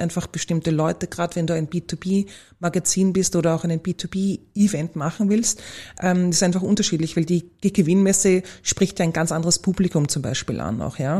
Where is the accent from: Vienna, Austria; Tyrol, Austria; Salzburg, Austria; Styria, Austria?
Vienna, Austria; Ich bin eine typische Wienerin